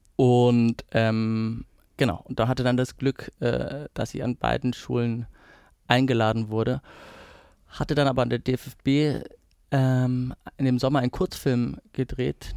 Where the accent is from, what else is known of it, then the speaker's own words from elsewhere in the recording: near Perugia, Umbria, Italy; also born or lived in Lower Bavaria, Germany; now in Germany; ich bin ja auf, dort auf dem Land äh, groß geworden. Ähm, also es war in der Nähe von Perugia